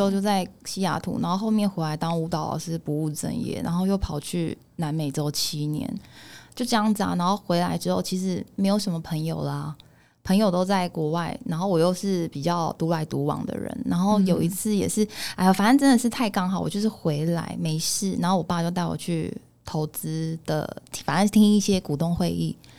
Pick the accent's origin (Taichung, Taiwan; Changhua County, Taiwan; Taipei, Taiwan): Changhua County, Taiwan; Tianzhong; 其实我住在彰化田中